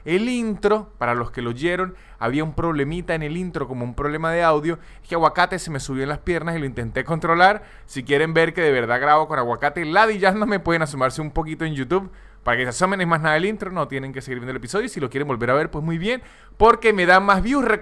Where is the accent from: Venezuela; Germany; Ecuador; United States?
Venezuela; moved away; Porque yo, yo salí de Venezuela